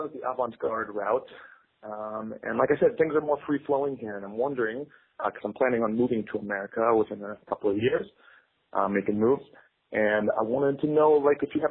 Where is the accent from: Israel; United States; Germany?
Israel; I'm calling from Tel Aviv